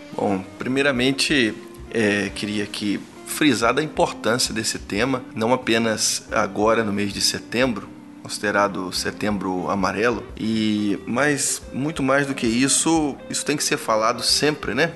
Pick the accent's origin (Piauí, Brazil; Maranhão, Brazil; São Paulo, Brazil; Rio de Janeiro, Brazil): Rio de Janeiro, Brazil; moved away as an adult; also born or lived in Cachoeira do Sul, Rio Grande do Sul; now in Ipatinga, Brazil; somos do Rio de Janeiro